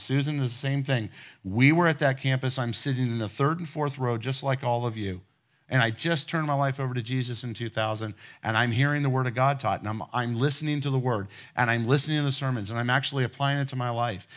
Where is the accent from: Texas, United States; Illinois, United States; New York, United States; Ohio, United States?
Ohio, United States; moved away; my wife and I grew up in Ohio, and we were teenagers